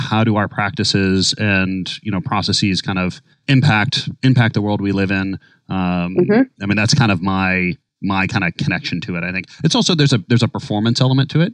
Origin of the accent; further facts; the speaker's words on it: Minnesota, United States; now in New York City, United States; growing up in Minnesota